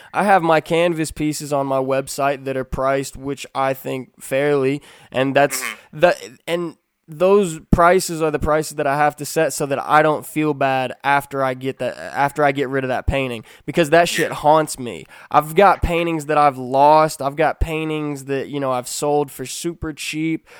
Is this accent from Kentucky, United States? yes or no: yes; Kentucky, United States; I'm from Kentucky. I was raised around firearms, shooting rifles